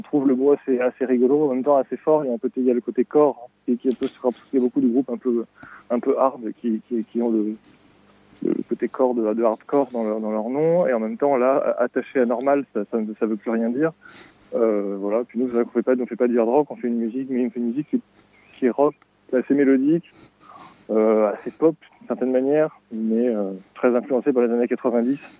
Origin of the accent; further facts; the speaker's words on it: Pau, Nouvelle-Aquitaine, France; now in Montreuil, France; on est deux être originaires de, Pau. En fait, à la base, on, avait un petit groupe de lycéens euh, à Pau